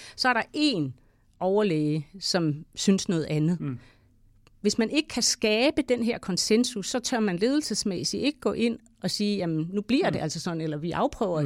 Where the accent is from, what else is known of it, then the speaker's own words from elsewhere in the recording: Denmark; jeg er selv vestjyde